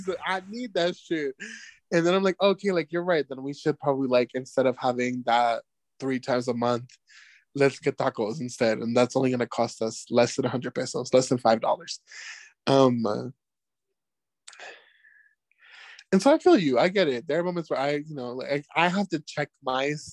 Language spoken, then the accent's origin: English; United States; moved away; I am the American